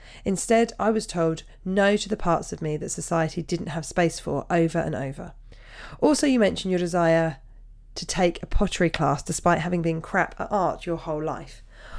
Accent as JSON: {"language": "English", "country": "Canada", "also_born_or_lived": "United Kingdom", "said": "I'm Canadian and have lived in the UK"}